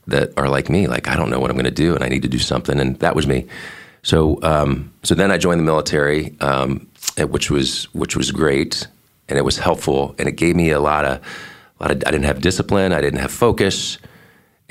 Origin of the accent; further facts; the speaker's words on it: Columbus, Ohio, United States; moved away as an adult; also born or lived in Boston, Massachusetts; now in Fernandina Beach, United States; We ended up in Ohio, Columbus, Ohio. And so I would call Ohio home just because I spent the most time there. Got there in second grade, graduated from there